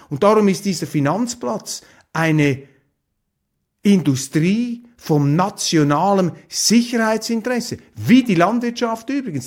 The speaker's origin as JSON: {"language": "German", "country": "Switzerland", "said": "wir als Schweizer"}